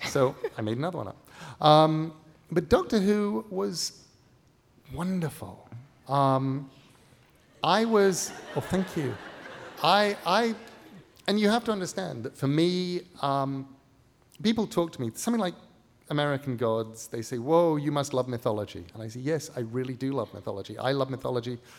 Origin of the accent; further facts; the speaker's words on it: England, United Kingdom; moved away as an adult; also born or lived in Midwest, United States; now in United States; as an English person coming to America